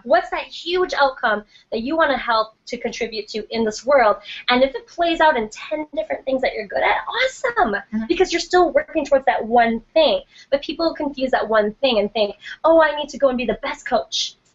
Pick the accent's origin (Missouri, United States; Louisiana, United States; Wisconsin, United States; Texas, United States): Wisconsin, United States; Milwaukee; moved away; my hometown of Milwaukee, Wisconsin